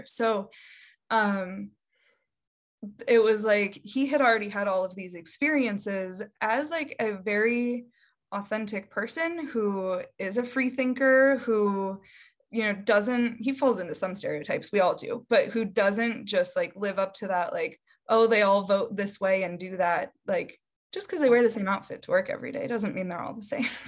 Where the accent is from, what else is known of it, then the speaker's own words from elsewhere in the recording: Davenport, Iowa, United States; moved away; I grew up in Davenport, Iowa